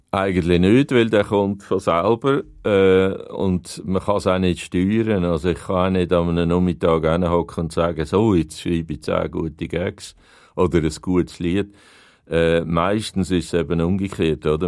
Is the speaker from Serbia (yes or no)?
no; Aargau, Switzerland; also born or lived in Hünenberg, Zug; ich bin Aargauer und ich habe alle meine Freunde da, äh, die Eltern haben noch gelebt und so. Und dann habe ich einfach gedacht, ich muss wieder zurück in die Heimat.